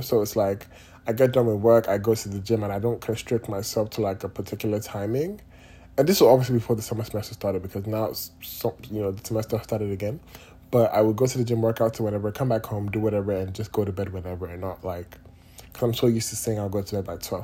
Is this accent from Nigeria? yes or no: yes; Nigeria; now in United States; I'm Nigerian